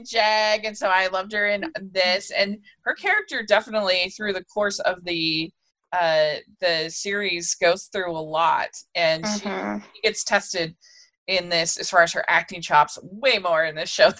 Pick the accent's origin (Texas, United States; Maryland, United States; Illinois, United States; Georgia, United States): Maryland, United States; Frederick County; I grew up right near Fort Detrick in Frederick County in Maryland